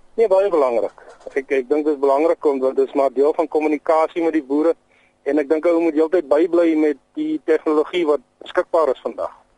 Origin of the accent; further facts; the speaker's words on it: Aliwal North, Eastern Cape, South Africa; moved away; Ja, ek het in Allewal Noord groot geword in die Oos-Kaap.